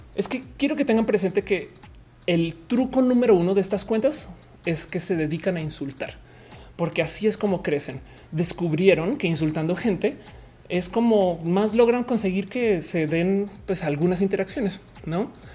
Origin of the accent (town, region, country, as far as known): Mexico